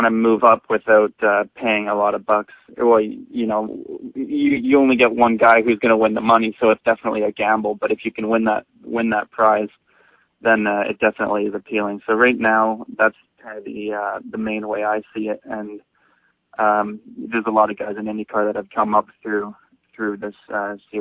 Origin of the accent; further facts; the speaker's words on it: Vancouver, British Columbia, Canada; I was growing up in Canada. I lived here my whole life in Vancouver